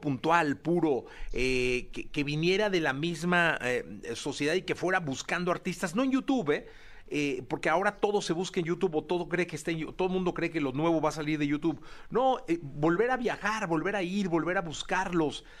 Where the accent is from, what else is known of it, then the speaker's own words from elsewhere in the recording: Mexico; yo como mexicano